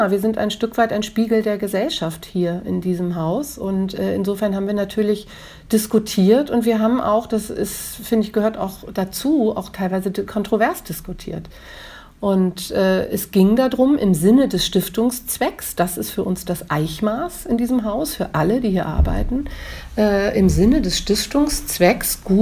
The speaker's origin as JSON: {"language": "German", "region": "Hamburg", "country": "Germany", "said": "Hamburg. Äh, wo meine Eltern leben, wo meine Vorfahren auf den äh, Friedhöfen äh, liegen, das ist meine Heimat."}